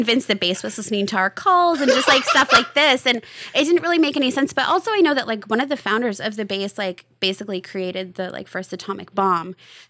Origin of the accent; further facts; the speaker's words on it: Rome, New York, United States; Yeah, I was born and raised in Rome, New York, and lived there most of my life until I went away to school.